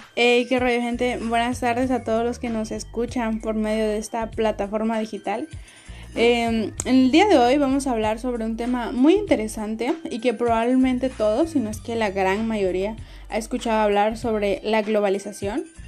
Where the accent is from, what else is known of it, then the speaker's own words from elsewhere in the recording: Mexico; nosotros mismos, que somos mexicanos